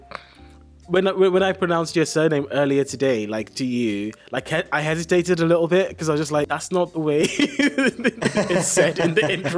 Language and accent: English; Nigeria; accent: English; now in United Kingdom; So I sound very, very English, but I'm actually Nigerian.